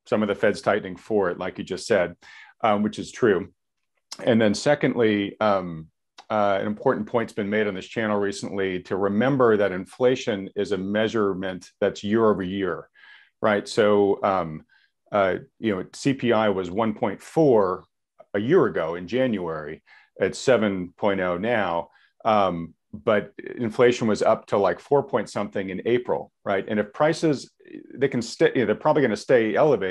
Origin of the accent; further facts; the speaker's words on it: New England shoreline, United States; I grew up in the New England shoreline